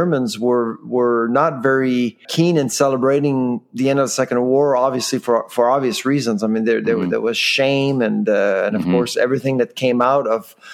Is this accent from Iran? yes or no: no; Canada; I'm grateful as a Canadian